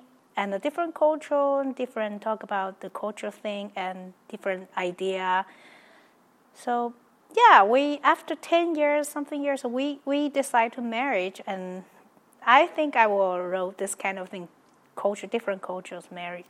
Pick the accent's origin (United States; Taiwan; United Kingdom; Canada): Taiwan; east coast of Taiwan; moved away; I born in Taiwan. I grew up in the east coast of Taiwan. It's a little small town. And I am a native Taiwanese, so I'm really real Taiwanese.